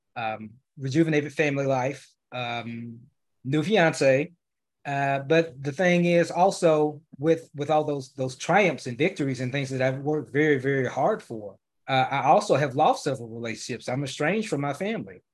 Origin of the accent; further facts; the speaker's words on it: Memphis, Tennessee, United States; now in Dallas, United States; I currently reside in Dallas, uh, Texas, but I'm originally from Memphis